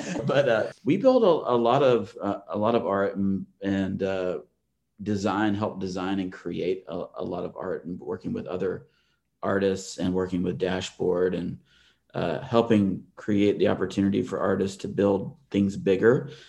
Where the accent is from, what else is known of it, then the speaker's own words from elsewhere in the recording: Atlanta, Georgia, United States; I grew up in Atlanta.